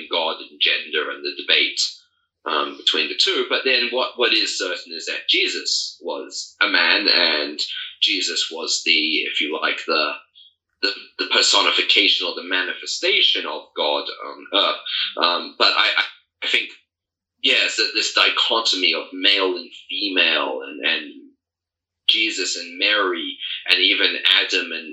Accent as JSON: {"language": "English", "country": "New Zealand", "tie": "born or raised there", "moved": "yes", "lives_now": "Armenia", "said": "I was raised in New Zealand"}